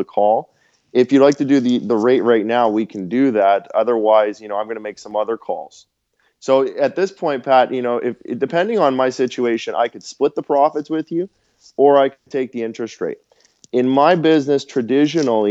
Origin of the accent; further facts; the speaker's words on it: Winnipeg, Manitoba, Canada; also born or lived in Dallas, Texas; I'm from Winnipeg traditionally, and my base is in Winnipeg